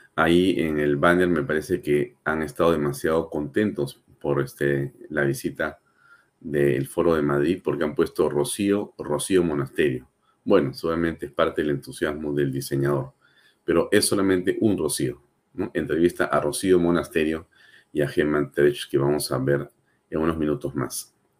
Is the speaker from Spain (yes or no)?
no; Peru; nuestra patria